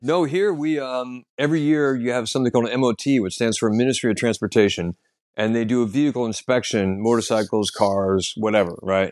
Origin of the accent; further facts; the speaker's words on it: United States; now in London, United Kingdom; I'm an American comedian living in London